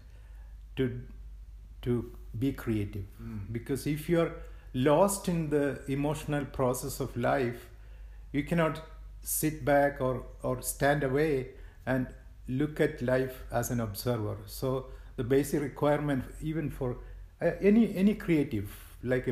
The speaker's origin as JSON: {"language": "English", "country": "India", "moved": "as an adult", "lives_now": "United States", "said": "I'm from India, so in India onwards, before moving to US like 24 years ago"}